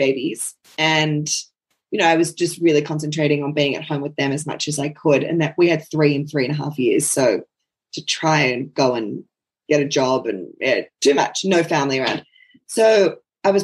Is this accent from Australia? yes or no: yes; Sydney, New South Wales, Australia; moved away as an adult; also born or lived in Moree, New South Wales / Brisbane / Narrabri; now in Toowoomba, Australia; I was born in Moree in northern New South Wales and moved to Sydney when I was seven and grew up in Sydney my whole entire life